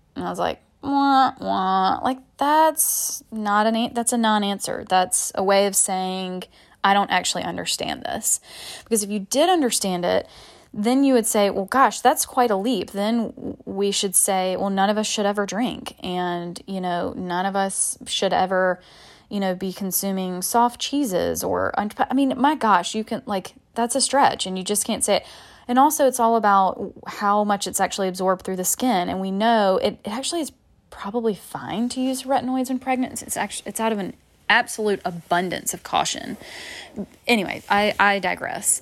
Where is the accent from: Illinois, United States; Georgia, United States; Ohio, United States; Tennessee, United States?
Georgia, United States; Macon; moved away as an adult; now in Charleston, United States; my hometown, Macon